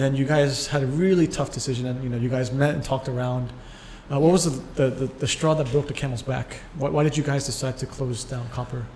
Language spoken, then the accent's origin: English; United States; I'm American